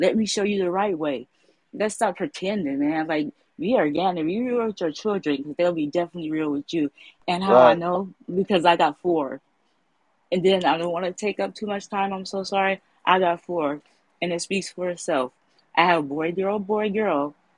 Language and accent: English; San Francisco, California, United States; I'm raised and born in Frisco. I'm from the Bay.